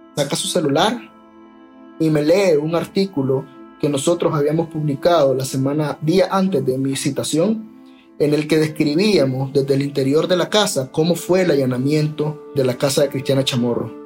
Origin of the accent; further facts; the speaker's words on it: Nicaragua; soy nicaragüense y periodista